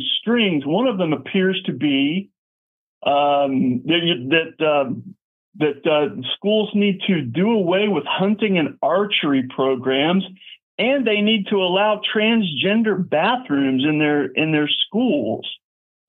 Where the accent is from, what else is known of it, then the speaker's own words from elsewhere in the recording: Houston, Texas, United States; I'm from Houston. My first job was in Montrose.